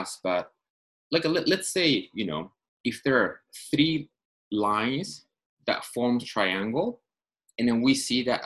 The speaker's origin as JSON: {"language": "English", "region": "Tokyo", "country": "Japan", "moved": "as an adult", "lives_now": "Los Angeles, United States", "said": "I'm from Tokyo originally. I moved to Los Angeles"}